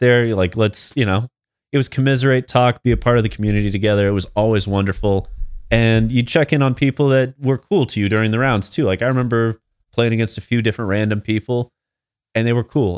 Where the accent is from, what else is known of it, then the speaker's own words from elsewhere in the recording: Midwest, United States; we're from the Midwest